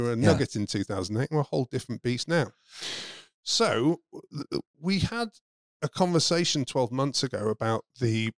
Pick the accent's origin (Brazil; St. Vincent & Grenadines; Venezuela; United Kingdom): United Kingdom; moved away as an adult; now in United Arab Emirates; as a Brit